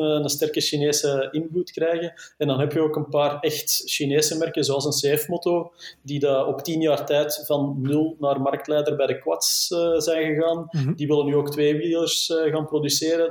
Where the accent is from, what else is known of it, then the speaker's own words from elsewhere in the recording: Flanders, Belgium; als Belg, als Vlaming